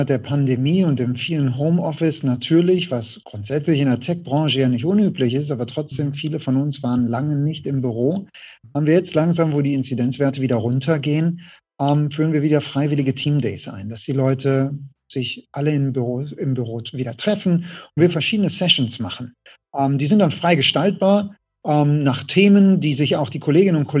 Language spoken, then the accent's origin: German; Essen, North Rhine-Westphalia, Germany; now in Düsseldorf, Germany; Ähm, ich bin in Essen geboren